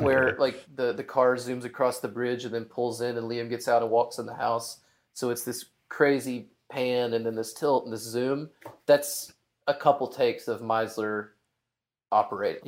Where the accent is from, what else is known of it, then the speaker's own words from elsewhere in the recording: Hot Springs, Arkansas, United States; I'm from Arkansas. I'm from Hot Springs